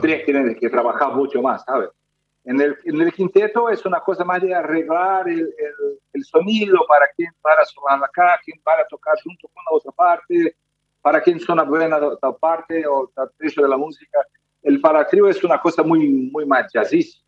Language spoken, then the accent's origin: Spanish; Brazil; Spanish is a second language; yo, yo soy brasileño, nunca tuve clase de, de, español